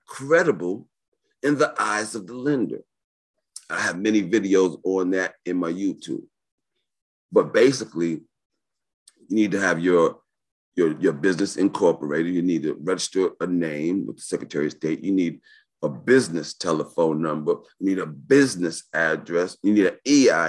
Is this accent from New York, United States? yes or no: yes; New York City, New York, United States; born and raised in New York City